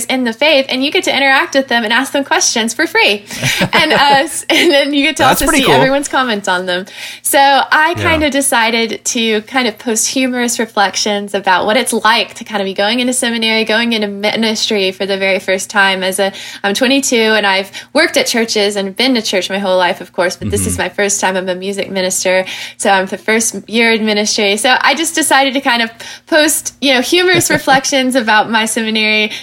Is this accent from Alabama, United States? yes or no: yes; Huntsville, Alabama, United States; moved away as an adult; now in Waco, United States; I'm actually from Huntsville, Alabama. Where I was born and raised.